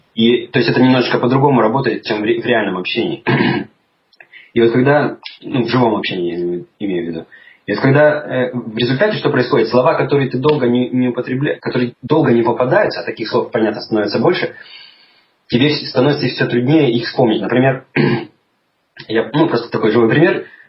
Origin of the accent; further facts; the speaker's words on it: Chelyabinsk, Chelyabinsk Oblast, Russia; moved away as an adult; now in London, United Kingdom; сам я из России, из Урала. Родился я в городе Челябинске, и прожил там всю свою сознательную молодость до, до 28 лет, наверное